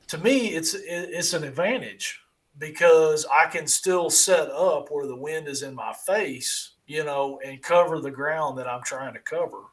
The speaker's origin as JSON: {"language": "English", "country": "United States", "said": "I'm from Perry County."}